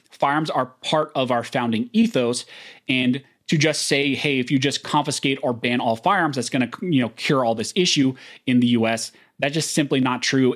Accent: California, United States; I'm born and raised in California. I still live in California.

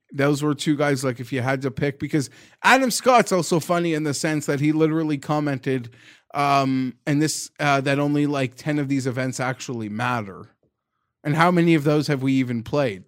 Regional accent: Canada; I'm Canadian

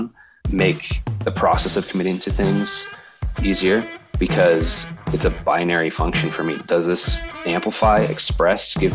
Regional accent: Colorado Springs, Colorado, United States; my wife, Brooke, and I were born and raised in Colorado Springs

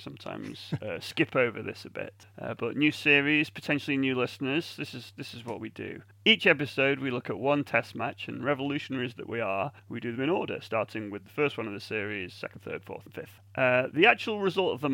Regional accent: England, United Kingdom; I'm English

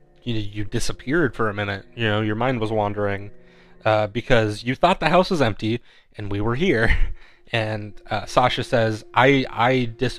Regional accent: Phoenix, Arizona, United States

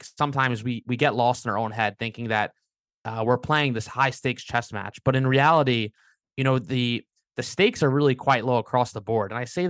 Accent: Long Beach, New York, United States; Long Beach, Long Island.

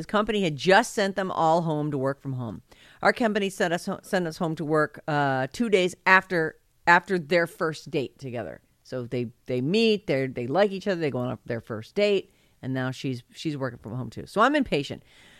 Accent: San Francisco, California, United States; I was born and raised in San Francisco. All my friends and family are here. All of us born in San Francisco for generations.

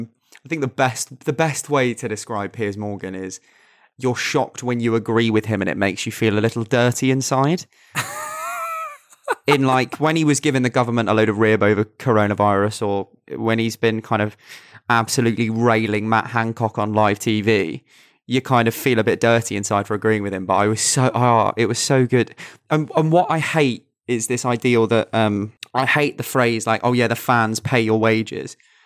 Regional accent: United Kingdom; as especially British people, we don't often take the opportunity to just sit with each other

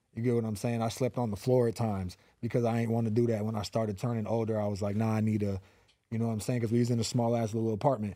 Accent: Los Angeles, California, United States; also born or lived in Van Nuys; I am from the San Fernando Valley, the eight one eight, born and raised in North Hollywood

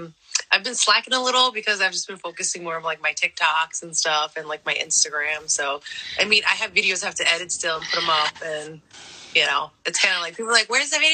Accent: East Hartford, Connecticut, United States; also born or lived in San Jose, California; I grew up in Connecticut. I was actually born in California, in San Jose.

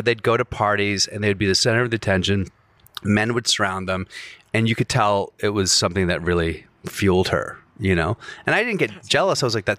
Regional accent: Virginia, United States

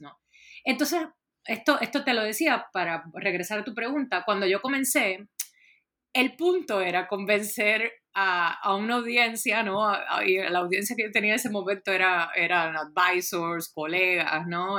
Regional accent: Puerto Rico; yo soy originalmente de Puerto Rico

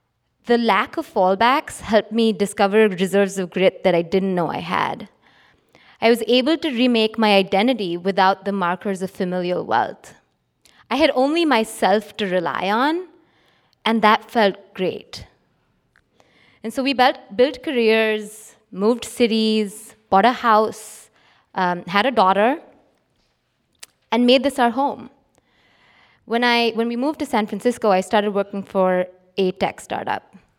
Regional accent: Mumbai, Maharashtra, India; So I grew up in Bombay in India, where my father was and still is a successful businessman.

